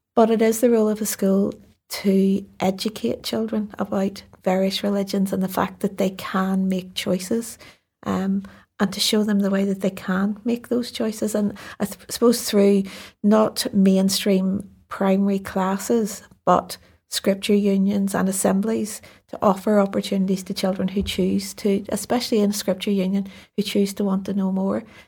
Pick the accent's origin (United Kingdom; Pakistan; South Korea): United Kingdom; Belfast, Northern Ireland; I grew up in North Belfast